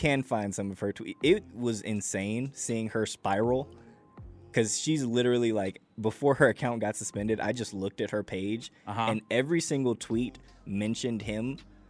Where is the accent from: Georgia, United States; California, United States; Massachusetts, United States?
Georgia, United States; Atlanta; also born or lived in Chicago; while I've grown up here in Atlanta, originally I'm from Chicago. Most of my family is from there, so Pepsi was king for me.